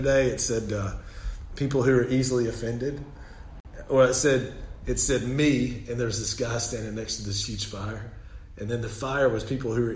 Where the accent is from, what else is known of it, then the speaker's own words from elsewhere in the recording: Southern United States, United States; accent: Southern; my Southern accent